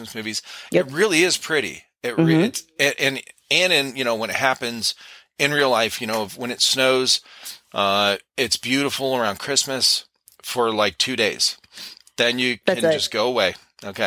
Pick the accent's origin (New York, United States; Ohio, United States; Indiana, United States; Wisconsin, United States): Ohio, United States; Cleveland; moved away as an adult; also born or lived in California; I grew up in Cleveland. My wife and I, Cleveland, Ohio